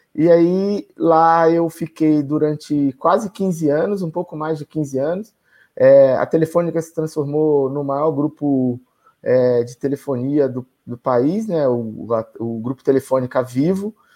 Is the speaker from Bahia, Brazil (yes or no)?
yes; Feira de Santana, Bahia, Brazil; moved away; also born or lived in Itaberaba; Eu sou nordestino, sou, sou baiano, nasci em Itaberaba, fui criado em Feira de Santana pelos meus pais